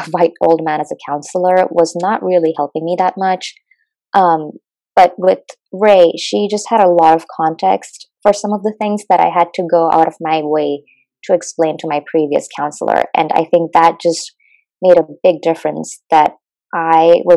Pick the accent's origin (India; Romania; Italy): India; moved away as an adult; now in United States; I'm from India